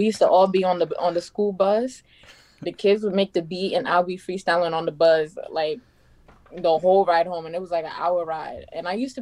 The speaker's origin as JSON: {"language": "English", "region": "New York", "country": "United States", "said": "I'm from New York"}